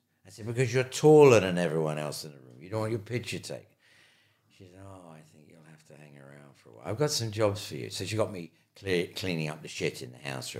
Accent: Ireland; you know, I'm Irish and I love Ireland. Ireland is a beautiful, beautiful country.

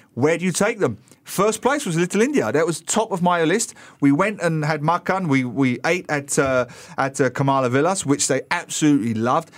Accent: England, United Kingdom; moved away; I'm an Englishman.

